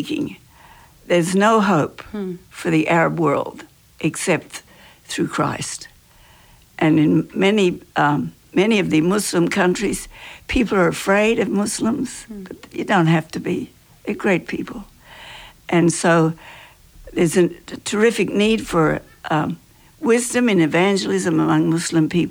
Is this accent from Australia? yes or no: yes; Australia; moved away; I'm Australian